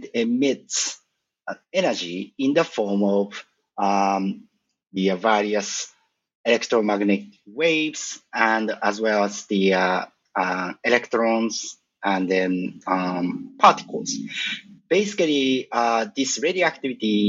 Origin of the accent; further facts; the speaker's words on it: a suburb of Tokyo, Japan; moved away as an adult; I was born and I grew up in Japan, a suburb of Tokyo, until 23 years old